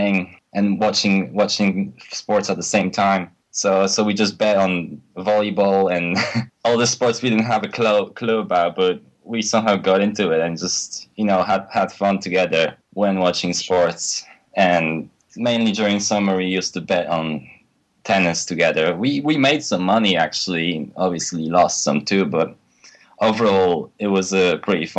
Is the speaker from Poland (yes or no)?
yes; Poland; moved away as an adult; now in United Kingdom; I was born in Poland, but I recently moved to UK to study at the university to my college degree